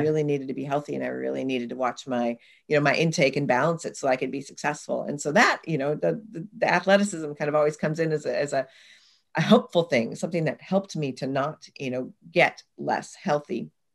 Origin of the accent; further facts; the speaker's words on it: Oregon, United States; I grew up in the Pacific Northwest in Oregon in the United States